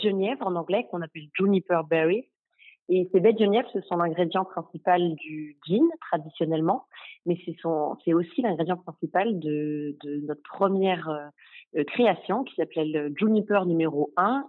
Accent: Normandy, France; on est normand

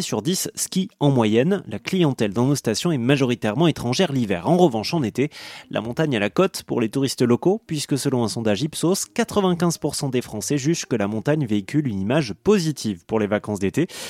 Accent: Toulouse, Occitania, France; je viens de Toulouse

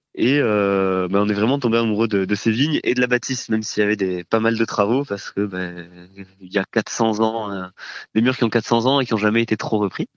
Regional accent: Toulouse, Occitania, France; je suis originaire de Toulouse

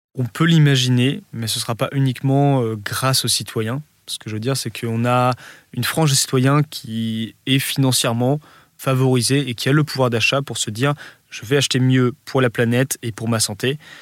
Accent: Lille, Hauts-de-France, France; quand on est Lillois, la Belgique, c'est la porte à côté

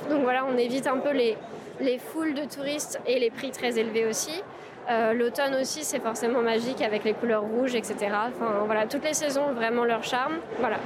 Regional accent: France; on est français

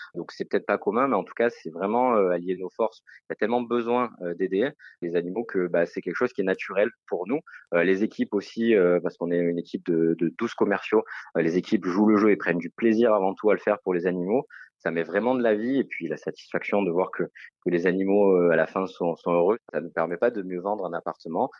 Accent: Marseille, Provence-Alpes-Côte d'Azur, France; je suis marseillais

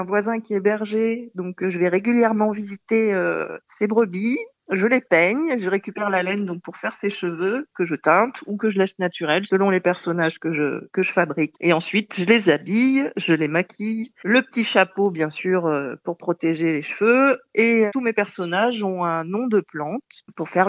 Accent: Nouvelle-Aquitaine, France; je viens du Périgord, du Périgord noir euh, plus exactement, dans le sud-ouest de la France.

